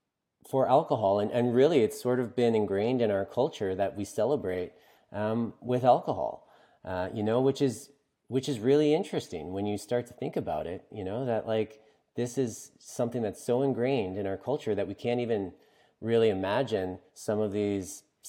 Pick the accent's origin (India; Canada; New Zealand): Canada; East Coast; I'm from the East Coast of Canada, you know, and it's particularly ingrained here